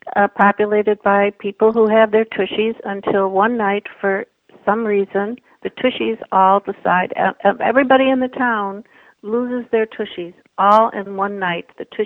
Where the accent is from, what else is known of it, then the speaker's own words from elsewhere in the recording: Chicago, Illinois, United States; also born or lived in Madison, Wisconsin / Racine, Wisconsin / southeastern Michigan; now in Michigan, United States; I was born in Chicago, raised in Chicago and in Madison, Wisconsin.